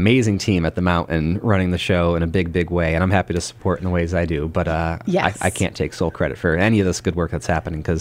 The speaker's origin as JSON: {"language": "English", "town": "Pittsfield", "region": "Massachusetts", "country": "United States", "said": "I'm from Pittsfield. I love it. My heart is here"}